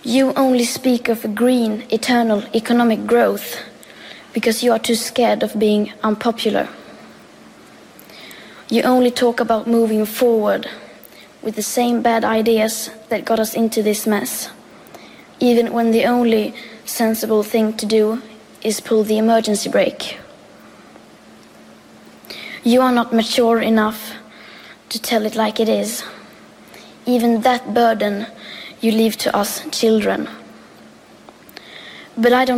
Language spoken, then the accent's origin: English; Sweden; I am 15 years old and I'm from Sweden.